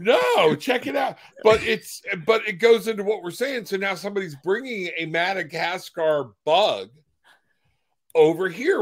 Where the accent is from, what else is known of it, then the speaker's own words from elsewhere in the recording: Florida, United States; I'm from Florida